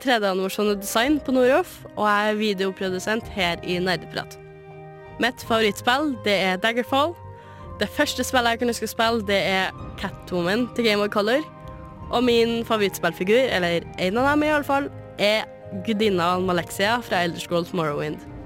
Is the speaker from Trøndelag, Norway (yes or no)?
yes; Namsos, Trøndelag, Norway; jeg kommer fra Namsos i Nord-Trøndelag